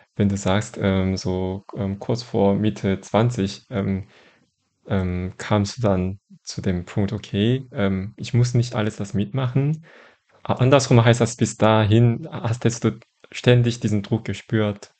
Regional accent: Daegu, South Korea; moved away; in Daegu, wo ich aufgewachsen bin zum Teil

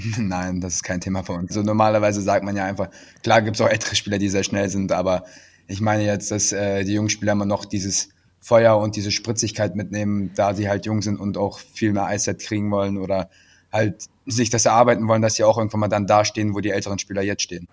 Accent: Krefeld, North Rhine-Westphalia, Germany; also born or lived in Salzburg / Iserlohn; Krefeld ist immer meine Heimat gewesen und auch wenn ich in Salzburg oder in Iserlohn war, immer Krefeld war in meinem Herzen

